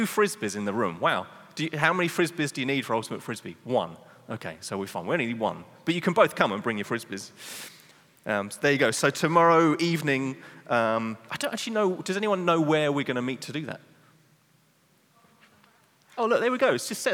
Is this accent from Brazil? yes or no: no; England, United Kingdom; now in Netherlands; I'm English